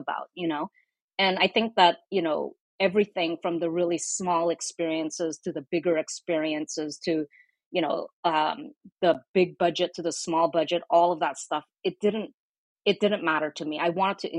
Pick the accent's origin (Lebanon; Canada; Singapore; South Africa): Singapore; also born or lived in Indonesia; now in United States; I didn't grow up in the US. You know, I was born in Indonesia. I grew up in Singapore